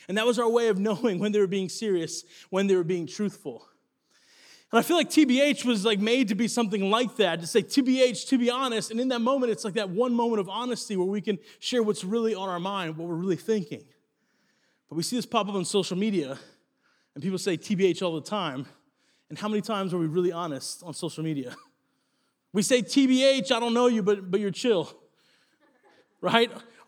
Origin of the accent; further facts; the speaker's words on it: Italy; I grew up in Italy, and because of that, I got my nickname